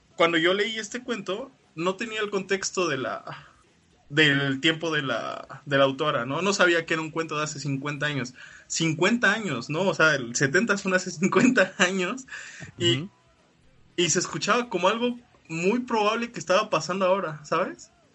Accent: Mexico; uno como latinoamericano, mexicano

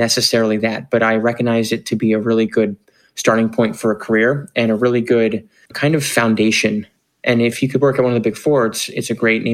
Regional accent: Bryn Mawr, Pennsylvania, United States; moved away as an adult; also born or lived in Boston / New York; I grew up outside of Philadelphia in a town called Bryn Mawr. Spent most of my life there

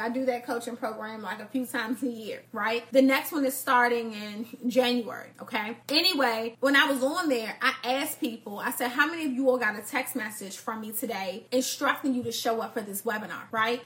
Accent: Washington, District of Columbia, United States; I grew up in Northeast DC.

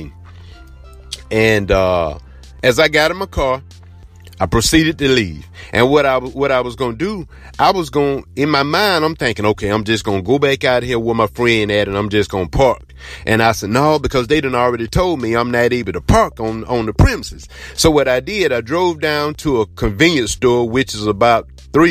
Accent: Blakely, Georgia, United States; I'm from Blakely, Georgia.

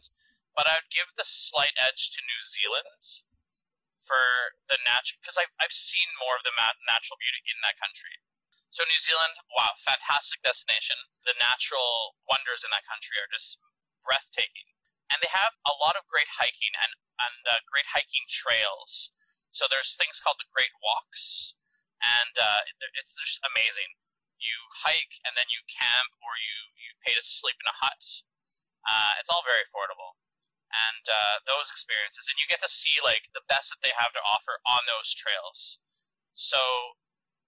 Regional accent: Montreal, Quebec, Canada; being from Quebec or Montreal

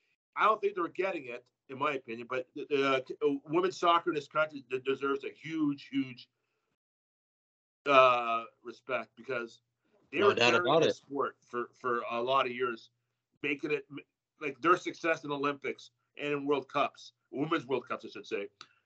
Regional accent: Canada

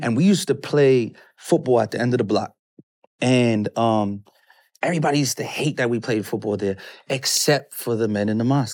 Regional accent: New York City, New York, United States; moved away; also born or lived in Atlanta; Brooklyn. I grew up in Brooklyn, New York

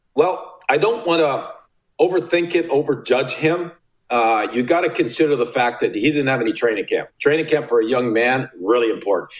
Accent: Sudbury, Ontario, Canada; I grew up in Sudbury, Ontario

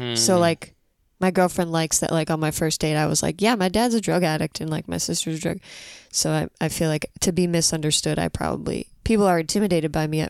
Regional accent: Treasure Coast, St. Lucie, South Florida, United States; now in California, United States; I'm from South Florida, but I've been in LA for like almost 9 years. And South Florida fucking sucks. There's nothing.

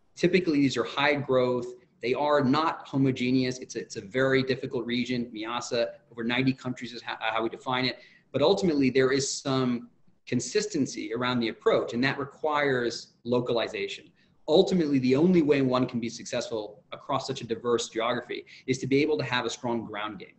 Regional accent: Abu Dhabi, United Arab Emirates; the world in which I grew up in Abu Dhabi, which was beachfront, n- very few high rises

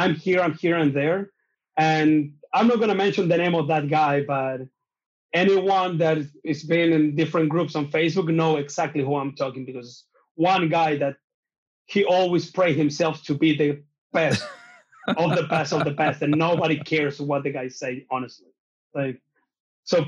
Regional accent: Chile; English is a second language; also born or lived in New Zealand; I'm from Chile

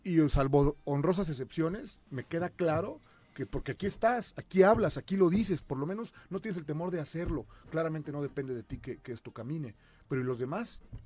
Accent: Cuernavaca, Morelos, Mexico; yo soy de Cuernavaca

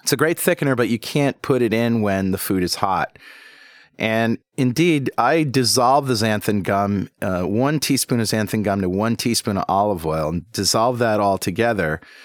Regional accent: New England, United States; accent: Yankee; I was born and raised here in New England

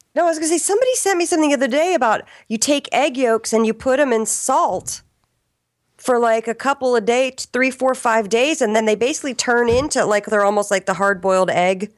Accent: Arlington, Virginia, United States; also born or lived in Richmond, Virginia; I was born in Richmond, Virginia, and I grew up in Arlington, Virginia

